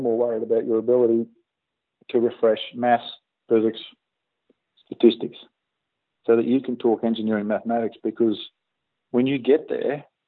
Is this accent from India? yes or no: no; Australia; from Australia